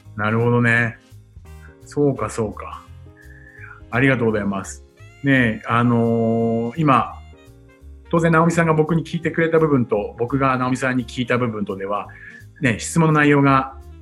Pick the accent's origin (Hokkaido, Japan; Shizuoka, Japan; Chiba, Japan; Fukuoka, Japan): Chiba, Japan; Futtsu; moved away as an adult; now in Tokyo, Japan; 生まれはですね、はい、千葉の富津というね、すごい田舎町です。